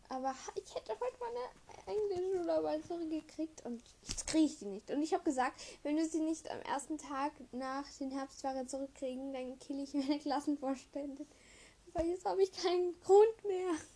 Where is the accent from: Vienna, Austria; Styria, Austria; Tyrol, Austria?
Vienna, Austria; bei uns in Wien